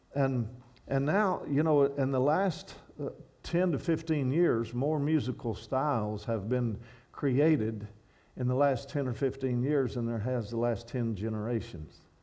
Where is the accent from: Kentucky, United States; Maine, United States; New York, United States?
Kentucky, United States; moved away as an adult; I'm from Kentucky where I once walked along Skaggs Creek young and quiet in gentle days and skipping rocks.